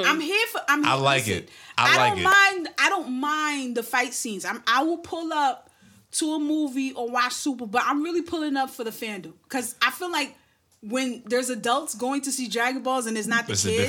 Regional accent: New York City, New York, United States; I'm from Brooklyn.

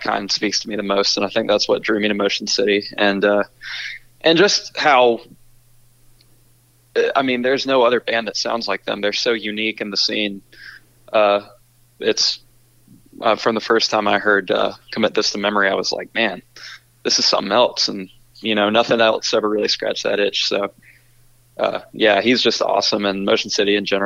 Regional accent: Charlotte, North Carolina, United States; we're from Charlotte

